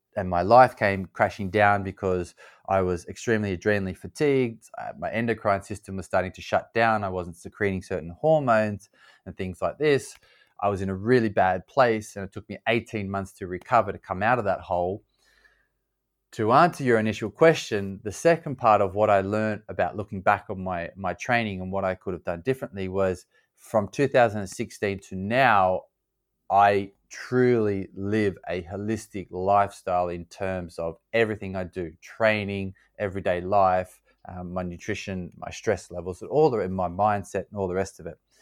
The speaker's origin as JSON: {"language": "English", "country": "Australia", "tie": "born or raised there", "also_born_or_lived": "California / Louisiana", "moved": "yes", "lives_now": "London, United Kingdom", "said": "I grew up in Australia, I live in London now"}